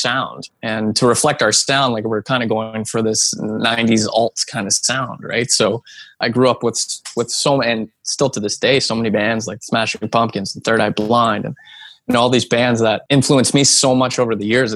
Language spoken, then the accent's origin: English; New Hamburg, Ontario, Canada; my hometown of New Hamburg